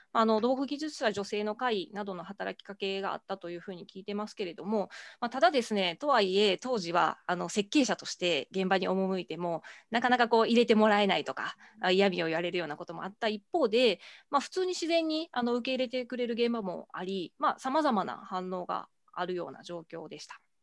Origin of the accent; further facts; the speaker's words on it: Amagasaki, Hyogo, Japan; 兵庫県出身ですが、あの尼崎兵庫県尼崎市というところ出身でして